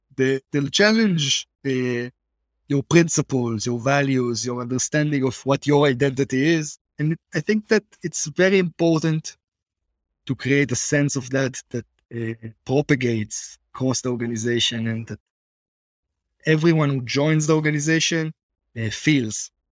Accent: Israel; accent: Israeli; also born or lived in Boston, United States; I lived in Boston as a kid, and everyone told me that if I keep my Israeli accent

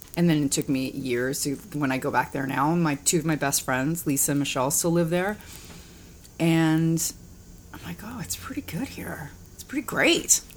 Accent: Hamilton, Ontario, Canada; moved away as an adult; also born or lived in London, Ontario / Vancouver; now in United States; I was born in Hamilton, Ontario

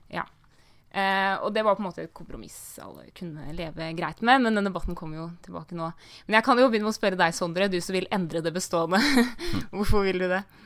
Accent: Viken, Norway; I, i Viken, eh, der jeg kommer fra

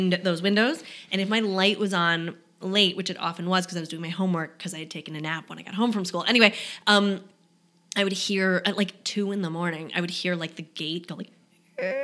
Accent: New York City, New York, United States; moved away; I'm from New York. I'm from Brooklyn

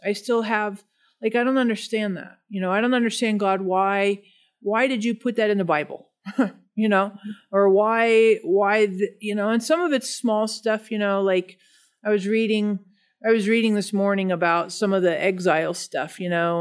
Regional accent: Denver, Colorado, United States; I'm from Denver, nor-, native Denver person, uh, born and raised

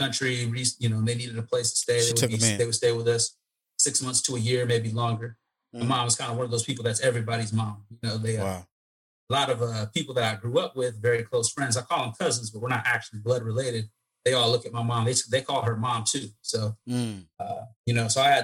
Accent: Oakland, Santa Rosa, Vacaville, California, United States; also born or lived in East Africa / Eritrea; my mom and I came out here we landed in East Oakland. And we were in Oakland for a while

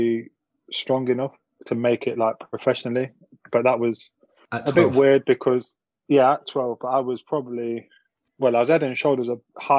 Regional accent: Nottingham, East Midlands, United Kingdom; growing up in Nottingham, in a city school and area

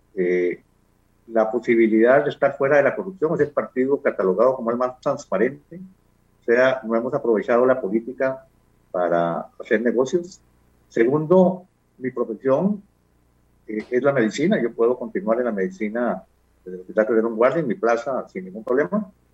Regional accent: Costa Rica; me defino como un costarricense

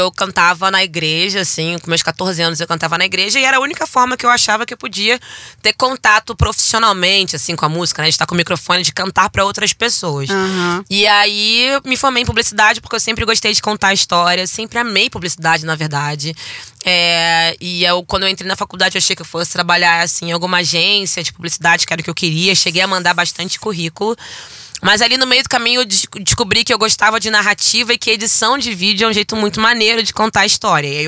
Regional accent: Natal, Rio Grande do Norte, Brazil; also born or lived in Rio de Janeiro; fui criada em Olaria até os meus seis anos de idade. E aí o meu pai, seu Djalma, ele é militar e ele foi transferido para Natal, Rio Grande do Norte.

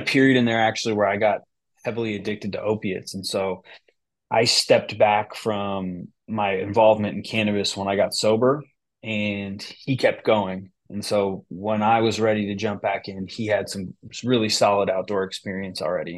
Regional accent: Bay Area, near Berkeley, California, United States; moved away as an adult; now in Michigan, United States; I grew up in the Bay Area. I grew up, uh, right next to Berkeley

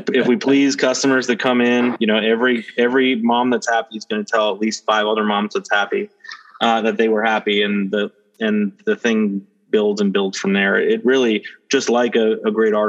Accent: New York, United States; I grew up in New York

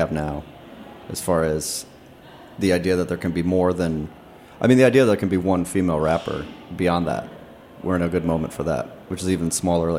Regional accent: Boca Raton, Florida, United States; Grand. Well, she's from my hometown.

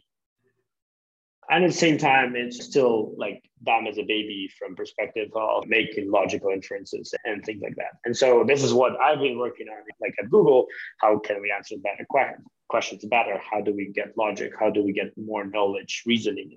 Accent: Kharkiv, Kharkiv Oblast, Ukraine; I'm from Ukraine, from the city Kharkiv

